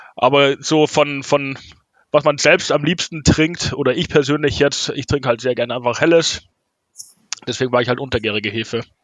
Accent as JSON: {"language": "German", "town": "Munich", "region": "Bavaria", "country": "Germany", "said": "wir als Münchner und Münchner Brauerei"}